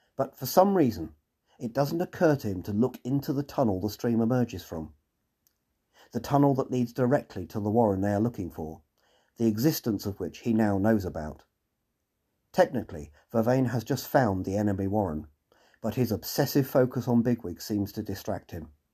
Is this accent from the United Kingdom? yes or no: yes; England, United Kingdom; being typically English